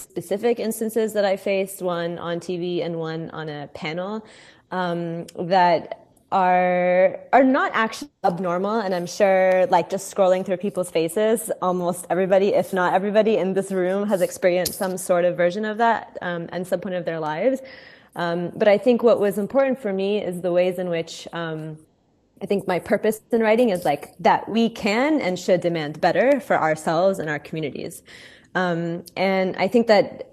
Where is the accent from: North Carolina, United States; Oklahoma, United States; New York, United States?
Oklahoma, United States; growing up in Oklahoma, super white, super racist, super, like, rural